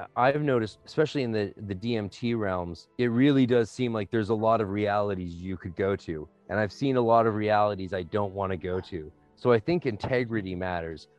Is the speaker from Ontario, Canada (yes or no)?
no; North Vancouver, British Columbia, Canada; I'm from North Vancouver